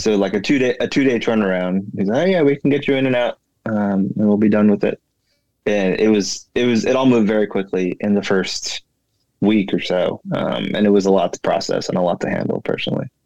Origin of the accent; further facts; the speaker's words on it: California, United States; moved away as an adult; now in Maryland, United States; I am originally from California. Grew up, born and raised in California